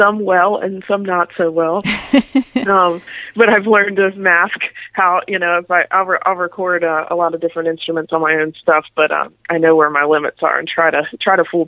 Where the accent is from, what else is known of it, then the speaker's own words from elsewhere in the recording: Raleigh, North Carolina, United States; from Raleigh, North Carolina, born and raised there, and still living there now.